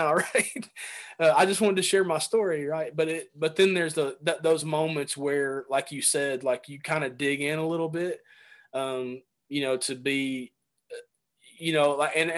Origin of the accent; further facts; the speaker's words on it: Chattanooga, Tennessee, United States; moved away as an adult; also born or lived in Tampa, Florida; We moved from Tampa, Florida, back to Chattanooga, Tennessee, where I grew up